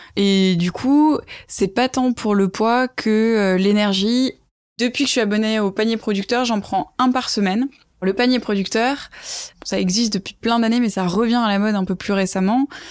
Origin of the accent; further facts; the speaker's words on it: Toulouse, Occitania, France; moved away as an adult; also born or lived in Ireland; now in Paris, France; je suis toulousaine à la base